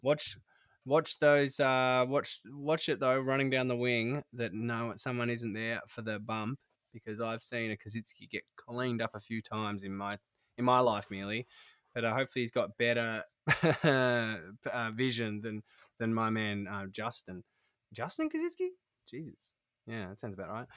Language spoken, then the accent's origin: English; Tasmania, Australia; now in Sydney, Australia; I'm from Taz originally, and my parents still live there